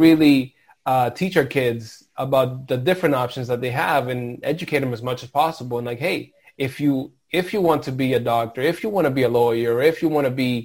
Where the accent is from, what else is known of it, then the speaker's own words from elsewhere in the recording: Lawrence, Massachusetts, United States; in this community growing up in Lawrence